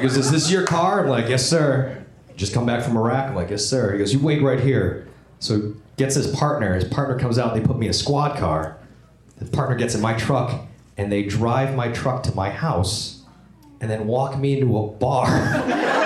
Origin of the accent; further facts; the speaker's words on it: Buffalo, New York, United States; moved away as an adult; also born or lived in Vietnam; now in Los Angeles, United States; I was in New York, my hometown, Buffalo, New York